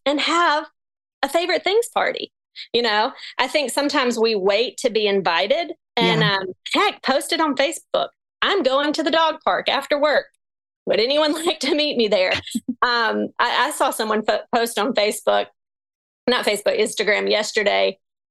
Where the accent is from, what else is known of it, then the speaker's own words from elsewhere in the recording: Texas, United States; moved away as an adult; also born or lived in New York City; I'm pregnant and I'm from Texas